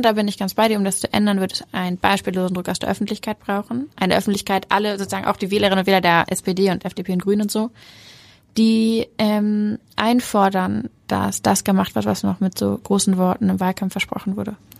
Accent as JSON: {"language": "German", "region": "Hamburg", "country": "Germany", "said": "ich bin Hamburgerin, ich bin so sehr Hamburgerin"}